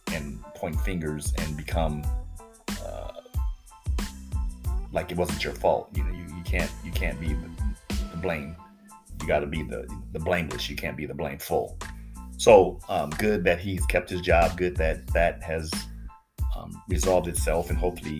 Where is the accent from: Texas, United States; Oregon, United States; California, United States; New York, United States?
California, United States; Los Angeles; I'm from Los Angeles